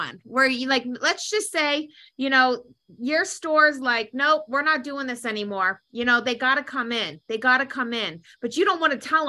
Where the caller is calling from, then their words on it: Minnesota, United States; I'm calling from Minnesota.